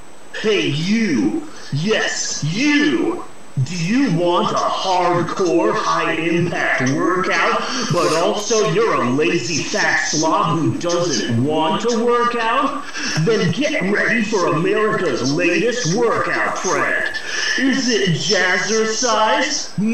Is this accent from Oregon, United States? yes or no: no; Phoenix, Arizona, United States; I'm fine with the scaled lizard skin because, you know, I'm from Phoenix and having lizard scales in 115-degree heat, that's only a positive.